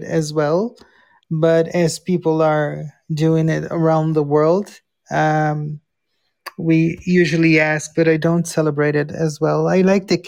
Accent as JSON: {"language": "English", "country": "Brazil", "second_language": "English"}